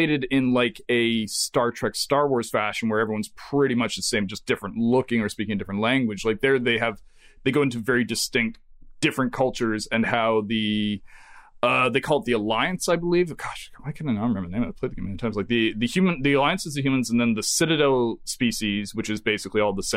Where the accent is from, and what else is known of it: Canada